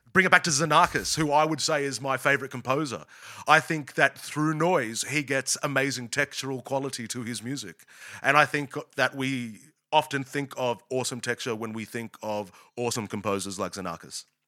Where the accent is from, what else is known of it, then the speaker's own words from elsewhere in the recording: Australia; also born or lived in United States; an Australian